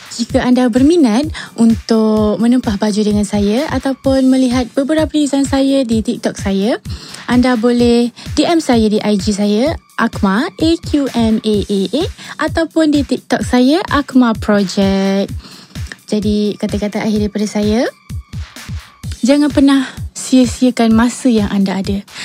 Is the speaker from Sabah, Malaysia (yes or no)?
no; Petaling Jaya, Selangor, Malaysia; saya berasal dari Daman Saradamai Petaling Jaya, Selangor